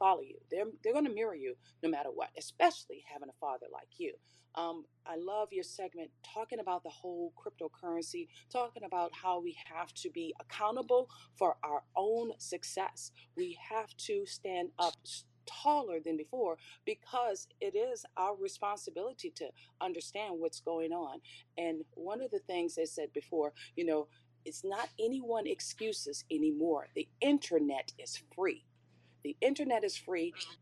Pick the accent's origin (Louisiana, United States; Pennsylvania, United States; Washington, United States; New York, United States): Louisiana, United States; New Orleans; I was a stubborn girl growing up in New Orleans with my mom